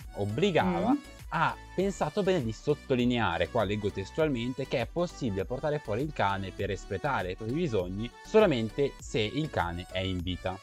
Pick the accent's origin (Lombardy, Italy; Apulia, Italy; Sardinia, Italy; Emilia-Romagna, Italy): Lombardy, Italy; province of Milan; anch'io sono dalla provincia di Milano